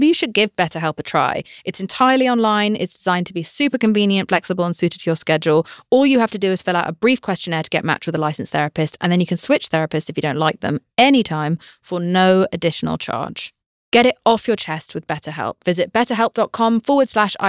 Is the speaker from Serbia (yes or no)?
no; United Kingdom; I'm British